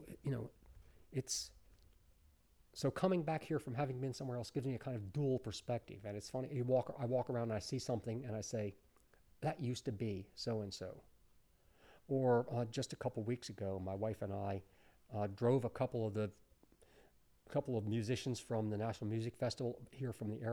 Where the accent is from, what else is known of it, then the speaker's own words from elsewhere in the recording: Chestertown, Maryland, United States; moved away; also born or lived in New York; growing up in Chestertown